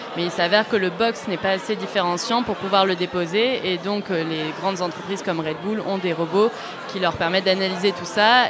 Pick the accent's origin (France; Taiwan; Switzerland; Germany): France; Toulouse, Occitania; also born or lived in Paris; je suis toulousaine à la base